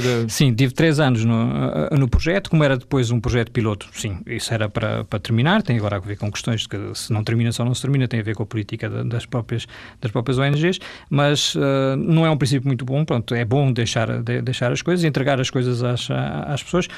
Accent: Vila Real, Norte, Portugal; moved away as an adult; also born or lived in Mozambique / Germany / Guinea-Bissau; quando era jovem, mesmo em Vila Real

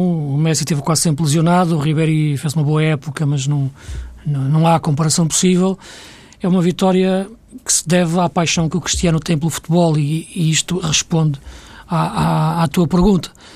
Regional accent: Portugal; para nós que somos portugueses

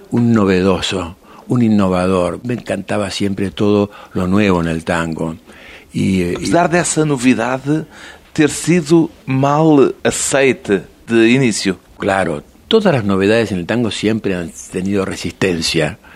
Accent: Montevideo, Uruguay; born there; nacido em Uruguai em Montevideo, e minha madre era nacida na Argentina, en Buenos Aires. Entonces yo soy rioplatense

